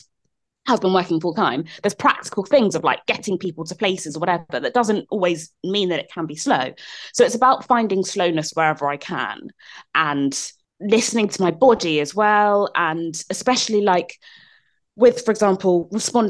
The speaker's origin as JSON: {"language": "English", "region": "London", "country": "United Kingdom", "tie": "born or raised there", "moved": "yes", "said": "I grew up in South London"}